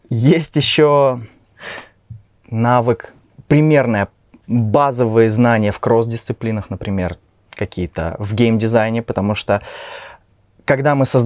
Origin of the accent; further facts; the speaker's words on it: Kaliningrad, Kaliningrad Oblast, Russia; moved away as an adult; now in Minsk, Belarus; Я вообще сам из России